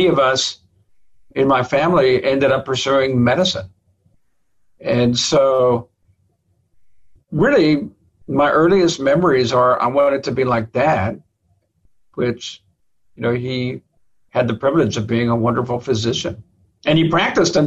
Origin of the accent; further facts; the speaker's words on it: Laredo, Texas, United States; I was born and raised in Laredo, Texas